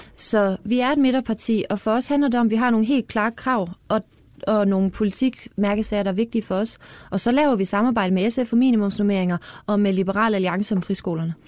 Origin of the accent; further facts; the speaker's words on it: Fredericia, Southern Denmark, Denmark; jeg er fra Fredericia